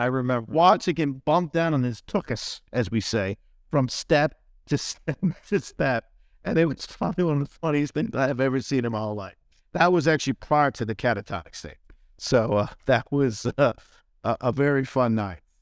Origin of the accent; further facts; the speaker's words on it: New Jersey, United States; moved away; when I was growing up in Jersey